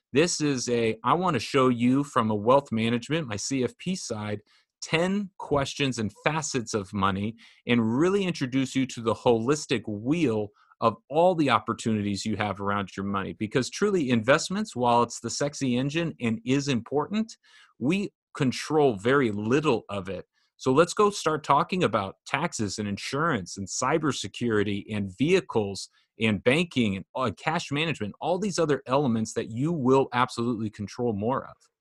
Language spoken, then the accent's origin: English; Orange County, California, United States; I grew up in Orange County